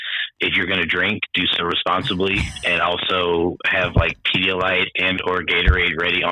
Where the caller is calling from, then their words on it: Raleigh-Durham area, North Carolina, United States; I am currently calling from the Raleigh-Durham area in North Carolina.